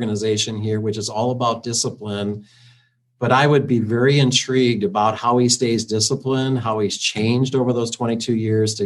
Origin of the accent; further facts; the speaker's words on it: Iowa, United States; growing up in Iowa, I'm a big Iowa Hawkeye fan